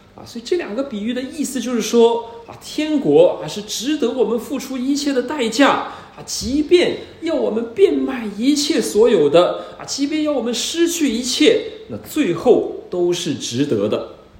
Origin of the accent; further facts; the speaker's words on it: China; 也不是我们中国人常常以为的那个天堂